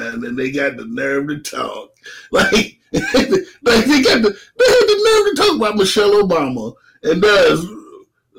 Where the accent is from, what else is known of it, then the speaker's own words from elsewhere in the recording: Atlanta, Georgia, United States; I'm from Atlanta